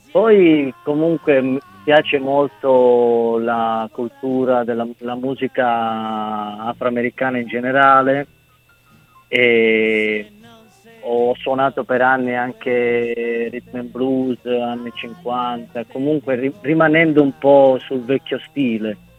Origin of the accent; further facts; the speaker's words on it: Calabria, Italy; moved away; da bambino vedendo un treno che partiva dalla Calabria, perché io essendo calabrese